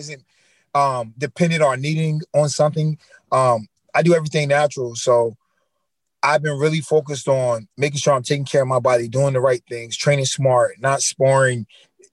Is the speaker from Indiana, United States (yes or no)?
no; Wilmington, North Carolina, United States; I grew up in Wilmington, North Carolina.